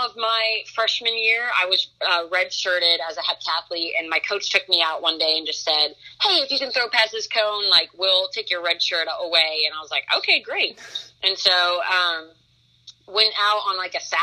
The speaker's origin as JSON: {"language": "English", "region": "Nebraska", "country": "United States", "tie": "born or raised there", "said": "I grew up in Nebraska"}